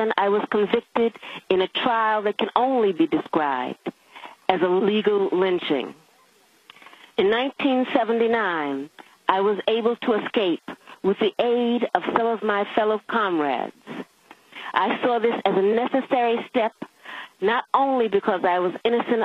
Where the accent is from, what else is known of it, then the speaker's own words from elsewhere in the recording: United States; also born or lived in the South / the northern United States; I was born and raised in the United States.